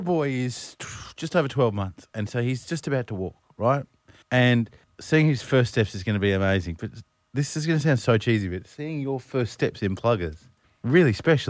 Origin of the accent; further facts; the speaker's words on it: Australia; As an Aussie bloke